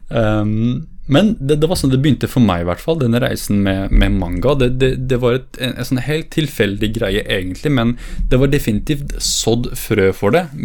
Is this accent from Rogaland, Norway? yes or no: no; Fredrikstad, Østfold, Norway; Og det, det jeg mener med at jeg vokste opp i Fredrikstad, fordi det var ikke bare det at jeg vokste opp fysisk, men også det der jeg utviklet meg